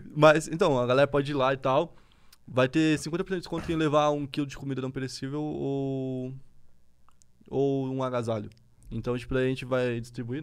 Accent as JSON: {"language": "Portuguese", "region": "Santa Catarina", "country": "Brazil", "said": "eu sou de Santa Catarina"}